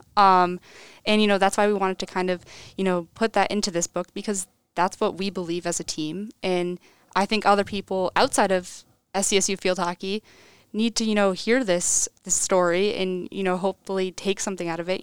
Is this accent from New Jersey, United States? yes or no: no; Cheshire, Connecticut, United States; I'm from Cheshire, Connecticut. I went to Cheshire High School